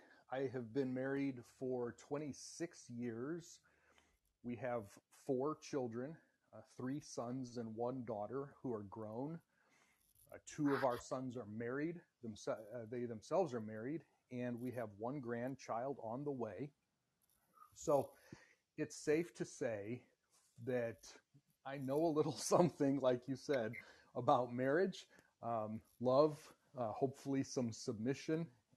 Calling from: Indiana, United States; I'm calling from the United States, from Indiana, where it is very cold still.

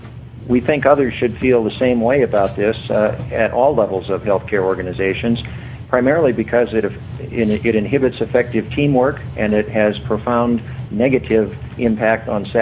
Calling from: Albuquerque, New Mexico, United States; I'm calling from Albuquerque, New Mexico.

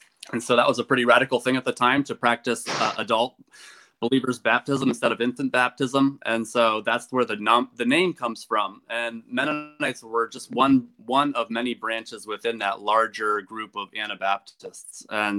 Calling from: Goshen, Indiana, United States; I am calling from my home in Goshen, Indiana. And Goshen is part of Elkhart County.

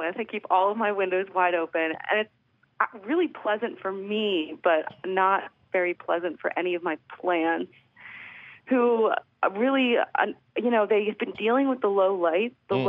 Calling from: Philadelphia, Pennsylvania, United States; I'm calling from Philadelphia. I'm calling from right in the middle of the city.

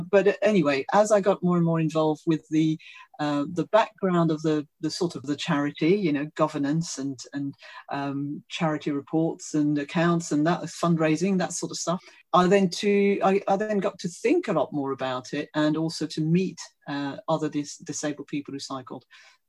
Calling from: Streatham, London, United Kingdom; I'm joining you from Leafy Streatham in South London.

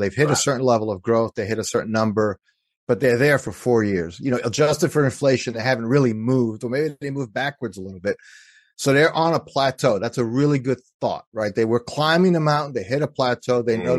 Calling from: Pennsylvania, United States; Yeah, I live in the suburbs outside of Philadelphia, so I'm on the east coast of the U.S.

